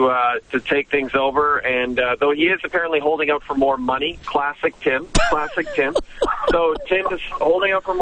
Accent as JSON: {"language": "English", "country": "Canada", "tie": "born or raised there", "moved": "as an adult", "lives_now": "Los Angeles, United States", "said": "Growing up in Canada"}